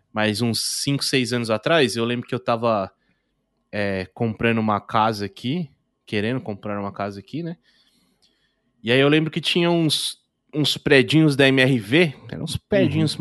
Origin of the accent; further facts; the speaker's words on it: interior of São Paulo, Brazil; eu sou do interior de São Paulo também